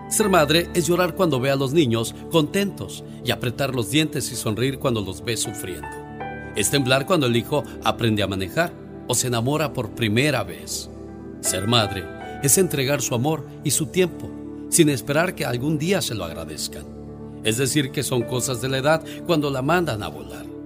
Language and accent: Spanish; Morelia, Michoacán, Mexico; moved away; Un día salí de Morelia, Michoacán, pero Morelia, Michoacán nunca salió de mí.